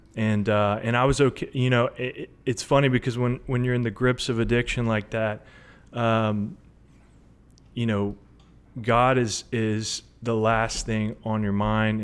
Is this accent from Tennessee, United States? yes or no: yes; Hendersonville, Tennessee, United States; I'm from Sumner County, Hendersonville, Tennessee. Um, grew up here, went to high school here